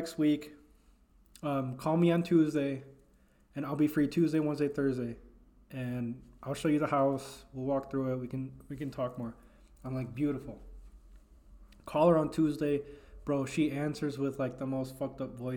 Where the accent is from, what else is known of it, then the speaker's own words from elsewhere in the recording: Elgin, Illinois, United States; I'm from Elgin. I was born and raised in Elgin